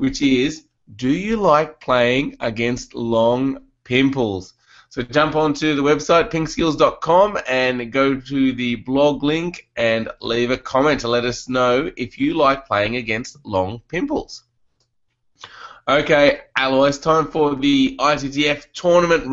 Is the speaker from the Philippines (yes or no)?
no; Canberra, Australian Capital Territory, Australia; moved away; I was from Canberra, it was quite a cold place